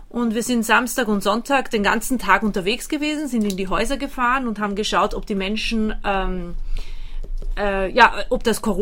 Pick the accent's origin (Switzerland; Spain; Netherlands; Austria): Austria; moved away as an adult; now in Germany; Ich bin äh, gebürtige Österreicherin, in Österreich geboren und aufgewachsen. Und seit fünf Jahren lebe, lebe ich hier in Deutschland mit meinem Mann